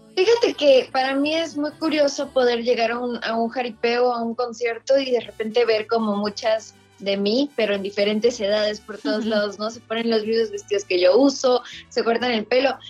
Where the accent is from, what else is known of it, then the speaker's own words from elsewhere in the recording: Mexico; nosotros como mexicanos